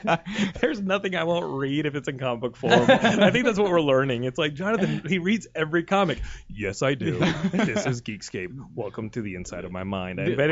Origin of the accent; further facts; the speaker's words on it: South Africa; born there; I was born in South Africa.